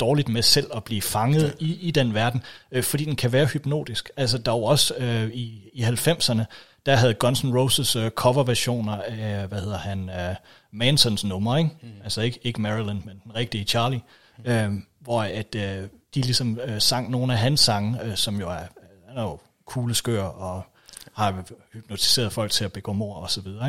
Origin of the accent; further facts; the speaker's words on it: Denmark; vi jo stadigvæk betragter os, øh, i hvert fald som danskere